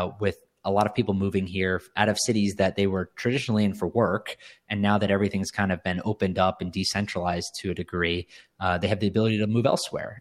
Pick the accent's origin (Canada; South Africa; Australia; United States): United States; Cary, North Carolina; moved away as an adult; also born or lived in New York City; now in Miami, United States; we grew up in North Carolina. We grew up in Cary, North Carolina, for anyone that's familiar with the area. uh, right outside of Raleigh. We, we all, uh, I was born there